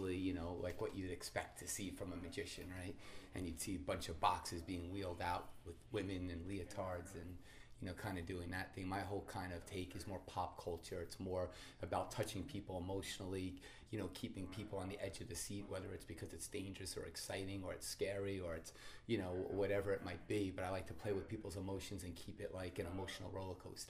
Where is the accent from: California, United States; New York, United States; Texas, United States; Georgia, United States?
New York, United States; Long Island; now in Las Vegas, United States; I'm from Long Island as well